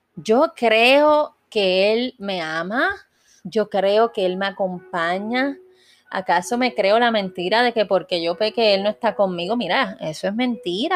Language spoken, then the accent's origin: Spanish; Puerto Rico; yo soy puertorriqueña